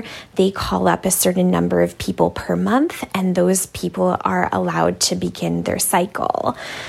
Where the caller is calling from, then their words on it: Toronto, Ontario, Canada; I'm calling in from Toronto, Canada.